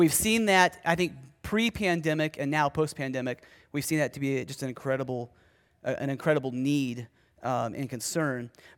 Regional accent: Ohio, United States; I was preaching at the church that I grew up in Ohio

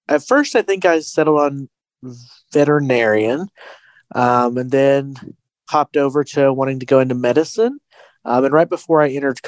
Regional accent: Wise, Virginia, United States; my hometown of Wise

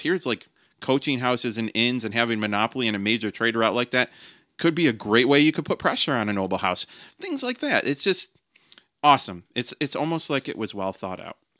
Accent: United States; I'm an American

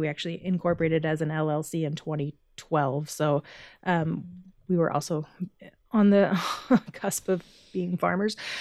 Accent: Kansas City, United States; I grew up in Kansas City and I left when I was eighteen to go to college

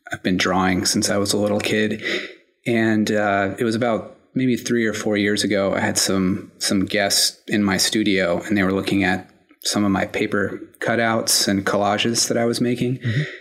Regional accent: South Carolina, United States; now in New York, United States; I was born in South Carolina, of all places, but I've been in New York for the past 8 years or so

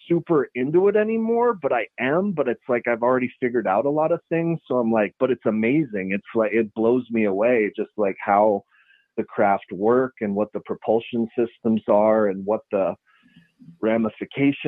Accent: Taos, New Mexico, United States; I was born here and I grew up in Taos

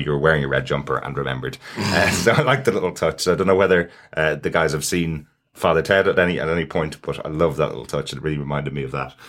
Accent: Ireland; as an Irish person

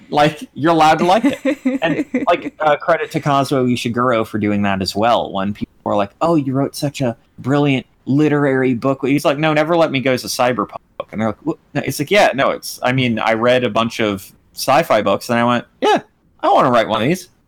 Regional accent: United Kingdom; I'm British and I live on a boat ass name.

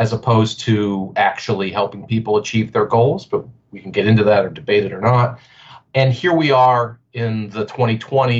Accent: Pittsburgh, Pennsylvania, United States; I'm born and raised in Pittsburgh

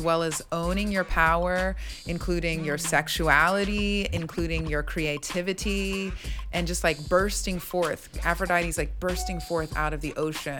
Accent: Mount Jackson, Virginia, United States; moved away as an adult; I'm from the Shenandoah Valley in Virginia. Ah. Mount Jackson, Virginia

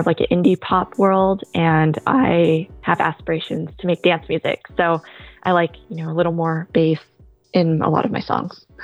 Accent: California, United States; moved away as an adult; now in New York, United States; I'm originally from California, had been a California girl, like, my whole life

